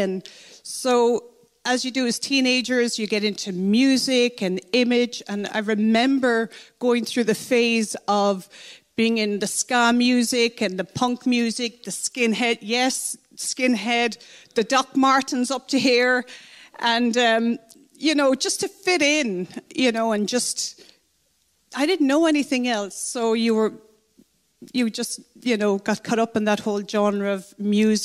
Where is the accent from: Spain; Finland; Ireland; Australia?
Ireland; Kilkenny, Leinster; I grew up in Kilkenny in the Midlands